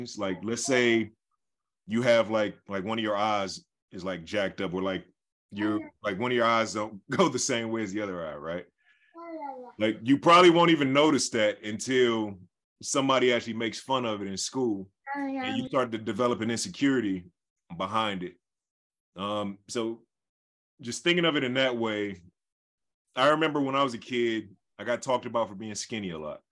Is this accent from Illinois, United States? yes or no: no; Detroit, Michigan, United States; growing up in Detroit